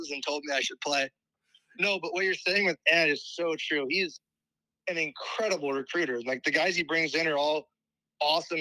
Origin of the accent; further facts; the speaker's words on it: Illinois, United States; moved away as an adult; now in Ames, United States; I'm originally from Illinois